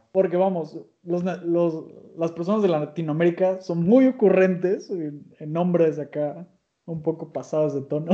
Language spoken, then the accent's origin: Spanish; Mexico; soy mexicano